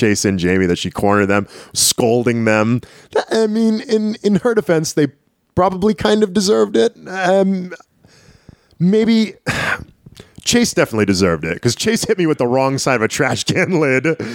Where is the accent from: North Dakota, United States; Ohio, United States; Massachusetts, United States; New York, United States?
Massachusetts, United States; Lowell; also born or lived in Tyngsborough, Massachusetts; Lowell, Massachusetts, more or less my hometown. I mean, I lived in Tingsboro for so long, which is right on the Lowell border